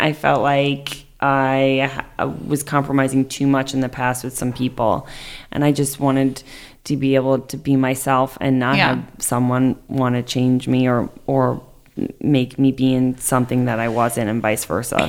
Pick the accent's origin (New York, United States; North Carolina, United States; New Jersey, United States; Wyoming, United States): New York, United States; I'm from New York. … I'm single.